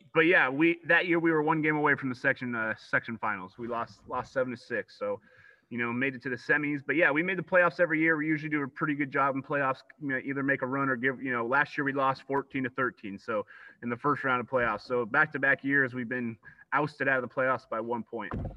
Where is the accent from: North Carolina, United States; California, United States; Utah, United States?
California, United States; Grass Valley; born and raised in Grass Valley